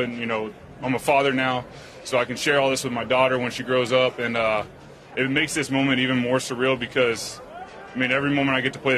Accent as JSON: {"language": "English", "region": "Texas", "country": "United States", "tie": "born or raised there", "said": "Growing up in Texas, I always played football since I was a kid."}